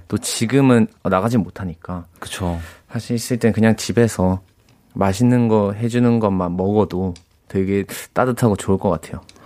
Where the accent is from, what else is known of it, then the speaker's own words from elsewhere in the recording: Busan, South Korea; 말도 제가 부산 사람인데 네. 약간 살짝 거친 느낌도 있어서